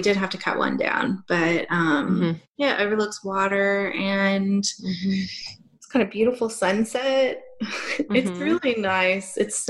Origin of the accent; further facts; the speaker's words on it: United States; now in Australia; living here in Australia as an American